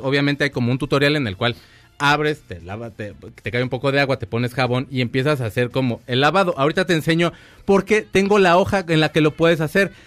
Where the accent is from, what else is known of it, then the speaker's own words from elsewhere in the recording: Mexico; así somos los mexicanos